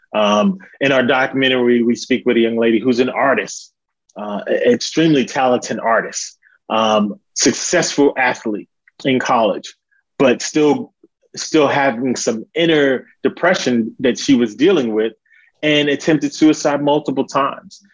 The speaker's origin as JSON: {"language": "English", "town": "New York City", "region": "New York", "country": "United States", "tie": "born or raised there", "moved": "yes", "lives_now": "Charlotte, United States", "said": "originally born and raised in Harlem, Manhattan, New York City, um, but now living in uh, Charlotte, North Carolina"}